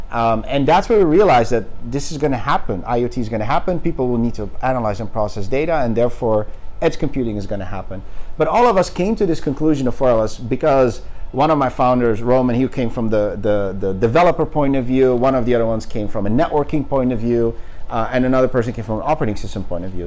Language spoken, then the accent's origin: English; Netherlands; moved away; I'm actually originally from the Netherlands